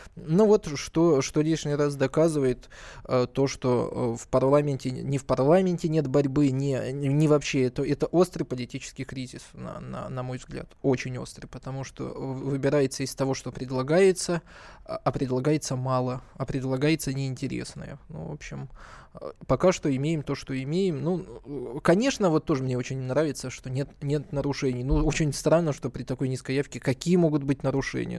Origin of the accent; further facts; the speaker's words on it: Blagoveshchenka, Kabardino-Balkaria, Russia; мое родное село.